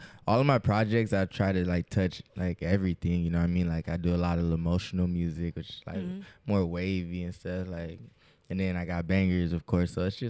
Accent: San Diego, California, United States; San Diego State in my hometown

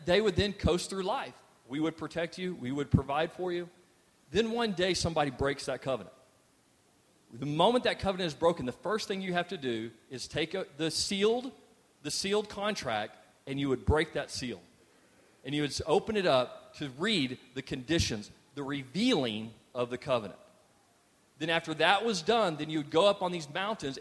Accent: Texas, United States; we're also Texans

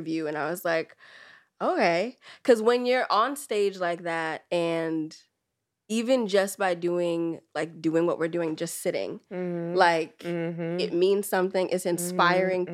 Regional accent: the Bay Area, California, United States; also born or lived in Trinidad and Tobago (ancestry); I'm from the Bay

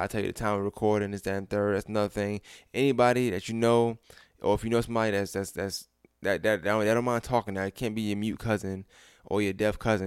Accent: New York, United States; moved away; I'm a New Yorker. It's, it's still in me.

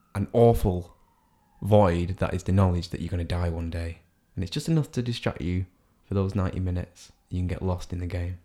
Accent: Salford, North West England, United Kingdom; a Manchester City fan from the city of Salford.

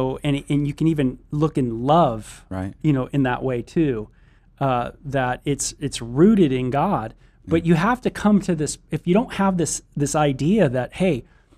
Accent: Southern California, United States; born or raised there

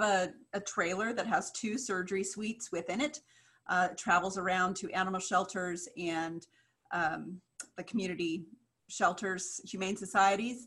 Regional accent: Kansas, United States; I grew up in Kansas

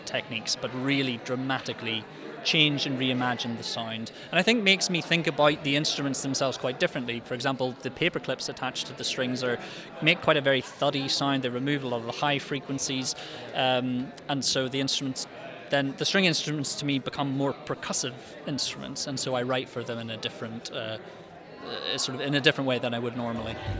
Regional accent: Belfast, Northern Ireland, United Kingdom; I'm a composer from Belfast

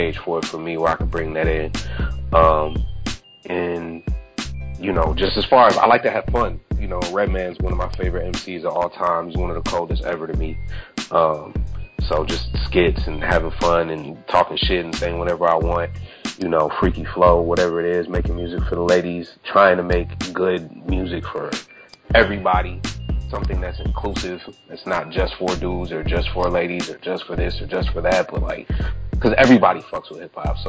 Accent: Minneapolis, Minnesota, United States; I'm from Minneapolis

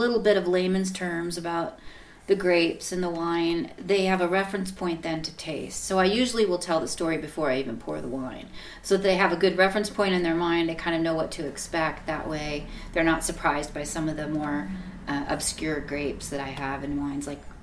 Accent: South Dakota, United States; I grew up in South Dakota

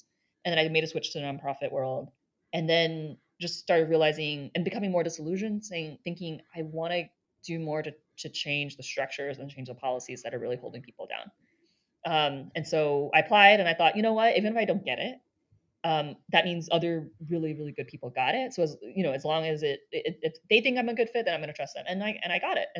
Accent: East Coast, United States; moved away as an adult; also born or lived in Boston; now in San Francisco, United States; I grew up on the East Coast

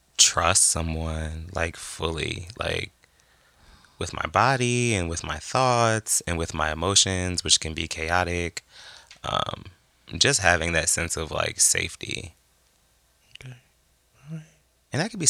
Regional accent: Massachusetts, United States; I'm a Virgo from Massachusetts.

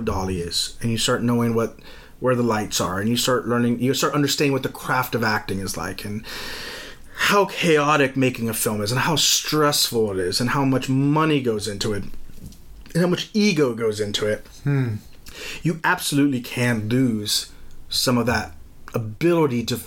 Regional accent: Texas, United States; as a Southerner

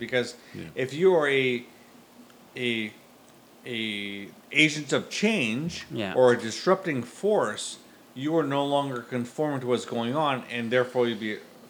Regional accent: Canada; we as Canadians

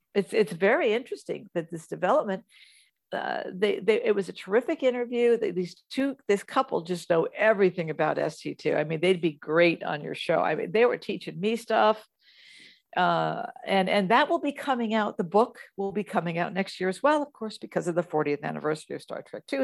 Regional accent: Kansas, United States; moved away; also born or lived in New Jersey / California; I moved from Kansas, so I was born in New Jersey, raised in the Midwest

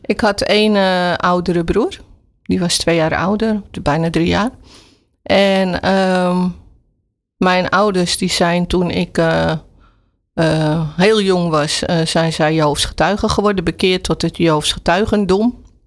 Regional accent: Amsterdam, North Holland, Netherlands; Ik ben opgegroeid in Slotenvaart, Amsterdam Slotenvaart

